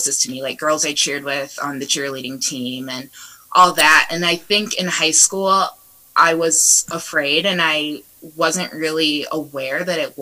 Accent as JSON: {"language": "English", "town": "Northwood", "region": "Ohio", "country": "United States", "tie": "born or raised there", "also_born_or_lived": "Kent, Ohio", "moved": "as an adult", "lives_now": "Chicago, United States", "said": "I grew up in Northwood. I went to Northwood High School."}